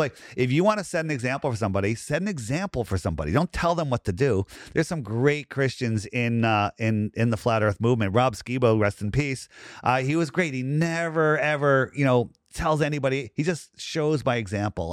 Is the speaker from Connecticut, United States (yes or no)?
yes; Fairfield County, Connecticut, United States; I grew up in Fairfield County.